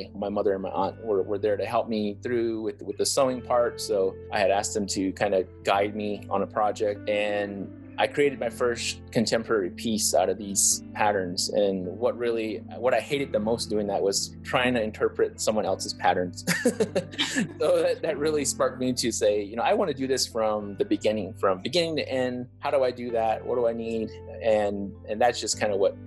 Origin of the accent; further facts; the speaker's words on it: Acoma Pueblo, New Mexico, United States; moved away as an adult; also born or lived in Arizona; I was raised in Acoma Pueblo for the first 18 years of my life.